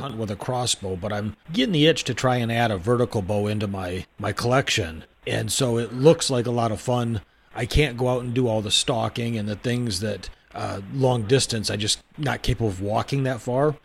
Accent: Michigan, United States; when I was a kid growing up I grew up in Michigan

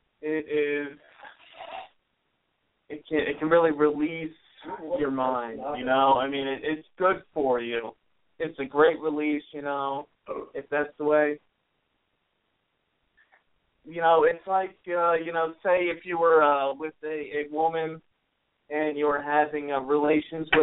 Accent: United States; I am an American USA

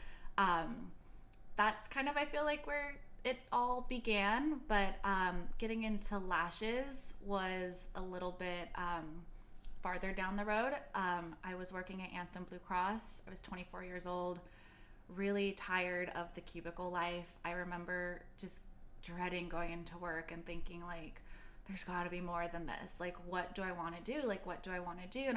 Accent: Beverly Hills, California, United States; I grew up in Beverly Hills

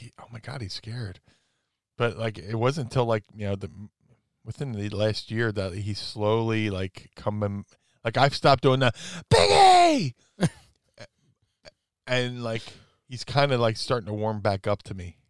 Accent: Philadelphia, Pennsylvania, United States; we're both from the Philly area

